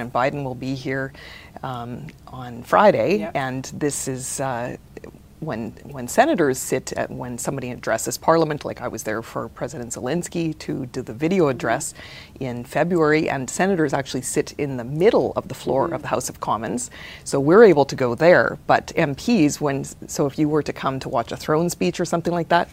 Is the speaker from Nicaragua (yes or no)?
no; Regina, Saskatchewan, Canada; We lived in Regina, or I'm a city kid